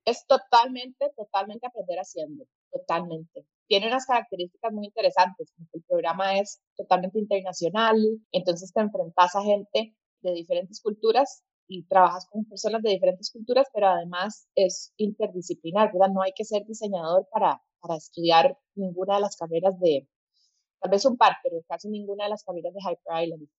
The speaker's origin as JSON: {"language": "Spanish", "country": "Costa Rica", "also_born_or_lived": "Colombia", "said": "soy costarricense, pero decidí estudiar allá diseño"}